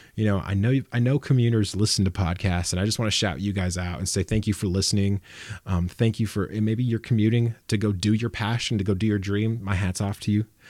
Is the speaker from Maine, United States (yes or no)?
no; Los Banos, California, United States; I'm from Las Banos, and that's a, that's a commuter town